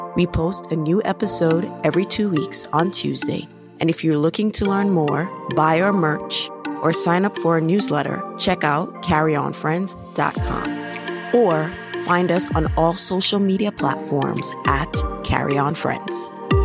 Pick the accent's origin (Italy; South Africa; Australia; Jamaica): Jamaica; moved away; growing up in Jamaica